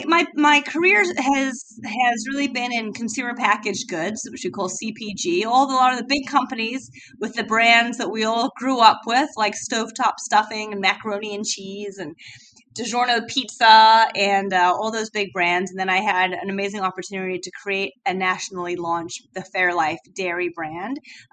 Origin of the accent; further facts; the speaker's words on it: London, United Kingdom; But I was born and raised in London, so I've got a very bizarre accent.